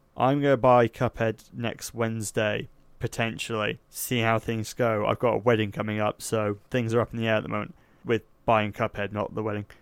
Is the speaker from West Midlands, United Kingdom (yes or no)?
no; Somerset, South West England, United Kingdom; I'm from Somerset